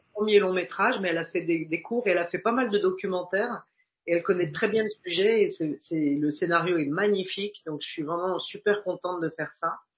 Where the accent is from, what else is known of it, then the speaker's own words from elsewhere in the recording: Paris, Île-de-France, France; avec mon allure de titi parisien